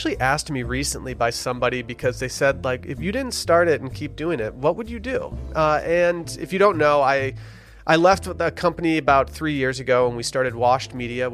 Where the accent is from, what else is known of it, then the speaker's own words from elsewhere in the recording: Harbor Springs, Michigan, United States; my hometown of Harbor Springs, Michigan